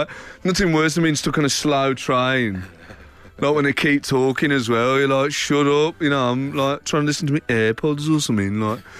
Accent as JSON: {"language": "English", "town": "Birmingham", "region": "West Midlands", "country": "United Kingdom", "said": "I'm from Birmingham and I work in Manchester"}